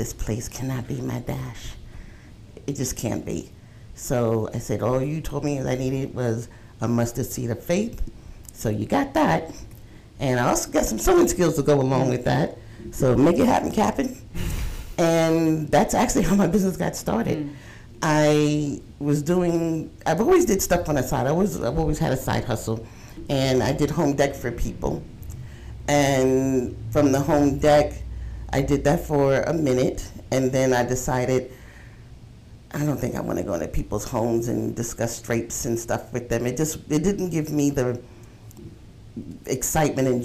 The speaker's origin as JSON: {"language": "English", "region": "New York", "country": "United States", "moved": "as an adult", "lives_now": "South Carolina, United States", "said": "I am a transplant from New York"}